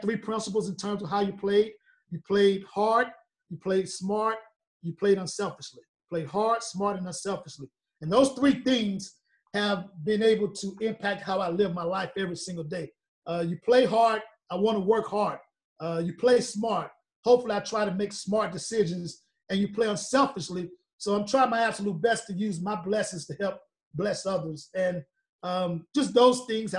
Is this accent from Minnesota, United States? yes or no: no; Columbia, South Carolina, United States; I grew up 10 minutes away from the campus